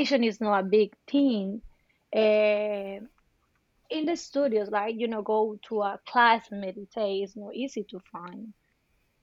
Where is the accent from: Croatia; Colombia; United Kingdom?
Colombia; also born or lived in Bogota; now in United States; I am from Colombia